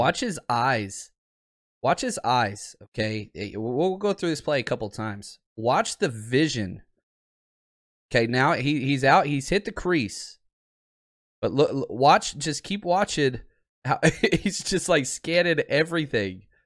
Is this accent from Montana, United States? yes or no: no; Dallas, Texas, United States; I grew up in Dallas